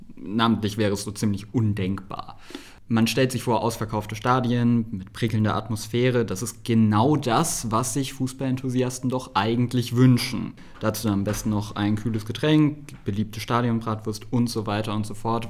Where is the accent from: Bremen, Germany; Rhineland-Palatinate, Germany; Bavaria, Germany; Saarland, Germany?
Saarland, Germany; Saarbrücken; aus meiner Heimatstadt Saarbrücken